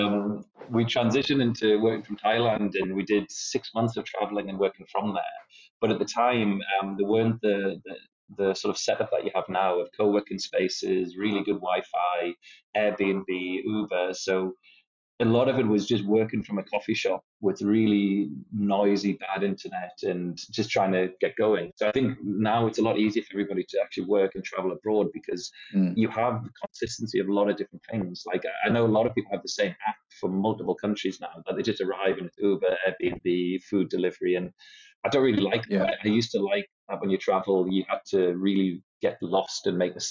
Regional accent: Newcastle upon Tyne, North East England, United Kingdom; now in Lithuania; I'm from Newcastle upon Tyne, so from the northeast, but live in Lithuania and currently in Cyprus

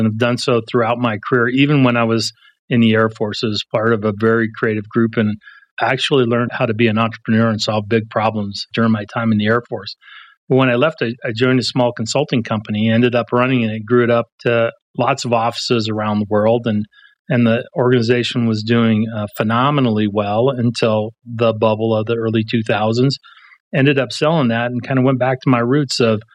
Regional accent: Pueblo, Colorado, United States; I grew up in Pueblo, Colorado

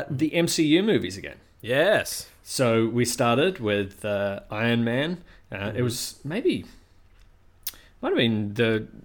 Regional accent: New Zealand; you'd like to introduce me as the Kiwi

